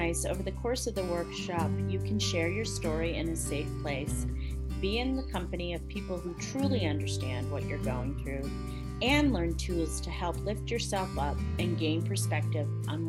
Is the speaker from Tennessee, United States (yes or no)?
yes; Nashville, Tennessee, United States; my hometown of Nashville, Tennessee